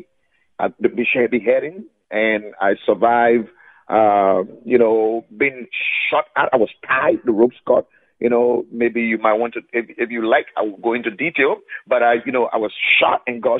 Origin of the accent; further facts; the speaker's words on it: Foya, Lofa County, Liberia; I am actually from Liberia. I'm from a place called Foya, in the North Foya District, Lofa County